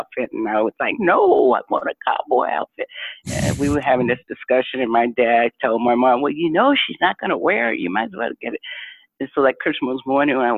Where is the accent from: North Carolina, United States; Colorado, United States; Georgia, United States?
Georgia, United States; Griffin; where we grew up in Griffin, Georgia